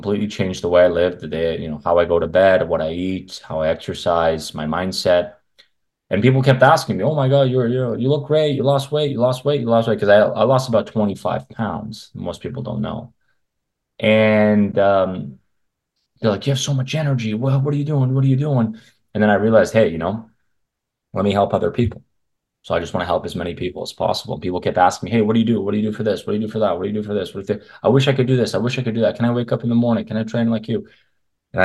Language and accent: English; Canada; I grew up in Canada